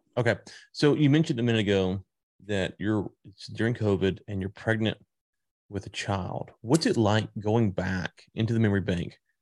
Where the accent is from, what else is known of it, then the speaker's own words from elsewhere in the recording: Louisiana, United States; also born or lived in Texas; now in Fort Worth area, Texas, United States; I'm from Louisiana, I'm in Texas now